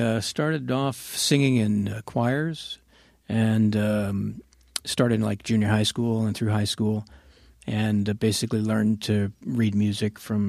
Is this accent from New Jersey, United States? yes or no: no; Miami, Florida, United States; I grew up in Miami.